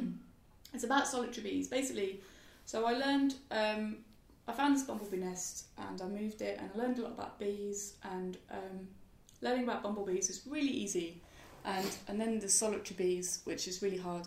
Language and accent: English; Birmingham, West Midlands, United Kingdom; moved away; also born or lived in London; I grew up in Birmingham and I was living in London